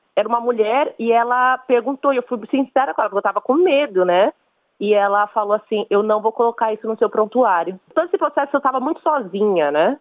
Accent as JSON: {"language": "Portuguese", "region": "São Paulo", "country": "Brazil", "moved": "as an adult", "lives_now": "Cairns, Australia", "said": "eu sou de São Paulo, no Brasil, e atualmente eu tô morando em Cairns, na Austrália"}